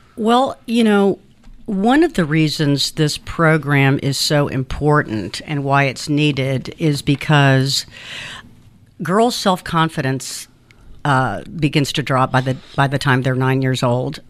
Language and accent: English; Athens, Georgia, United States; English is a second language; also born or lived in Cuba / Kansas / Illinois; now in Savannah, United States; I grew up in Athens